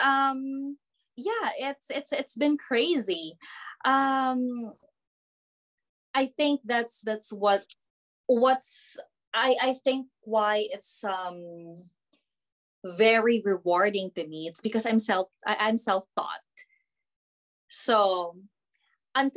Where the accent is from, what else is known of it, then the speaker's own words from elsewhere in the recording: Philippines; moved away as an adult; now in New Zealand; I'm from the Philippines